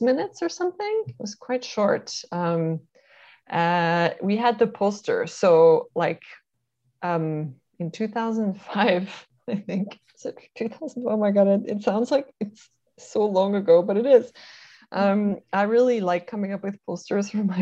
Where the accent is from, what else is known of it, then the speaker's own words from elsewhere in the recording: Canada; we're Canadian